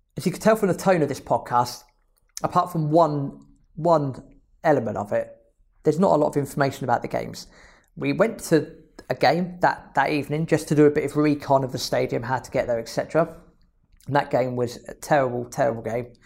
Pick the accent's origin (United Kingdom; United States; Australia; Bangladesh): United Kingdom; England; I'm oh, from England